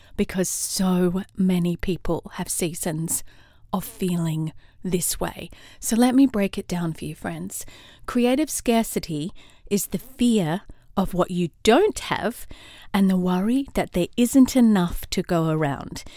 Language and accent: English; Australia; also born or lived in London / California; now in Atlanta, United States; I'm an Aussie in Atlanta, Georgia, U S